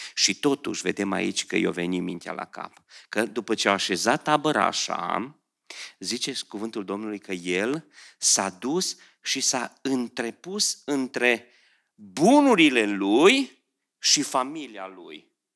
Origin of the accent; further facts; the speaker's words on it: Beclean, Bistrița-Năsăud, Romania; moved away as an adult; also born or lived in Oradea; Eu am, m-am născut lângă Someș acolo, în Beclian, da? La 5 ani în vacanța când trebuia să me, ă, intrăm la grădiniță în grupa mare, la 5 ani mergeam cu prieteni la Someș